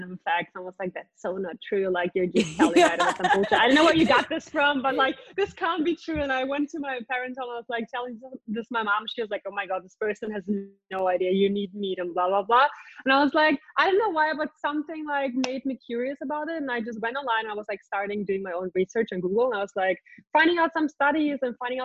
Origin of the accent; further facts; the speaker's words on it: Ukraine; now in Bali, Indonesia; we're from Ukraine